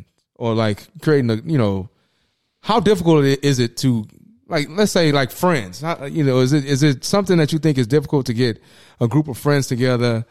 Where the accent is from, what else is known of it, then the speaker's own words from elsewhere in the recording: Houston, Texas, United States; I grew up in Third Ward